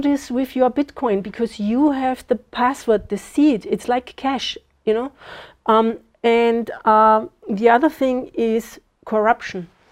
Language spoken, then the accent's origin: English; Austria; moved away as an adult; now in Zimbabwe; I was born in Austria